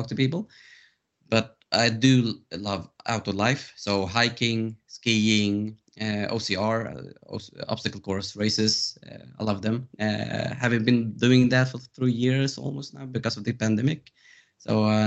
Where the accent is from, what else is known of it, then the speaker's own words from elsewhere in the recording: Stockholm, Stockholm County, Sweden; I'm from Stockholm, Sweden